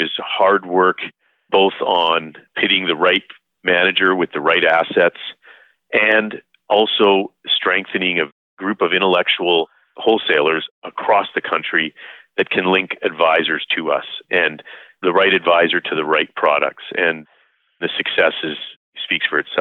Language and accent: English; Calgary, Alberta, Canada; I was born and raised here in Calgary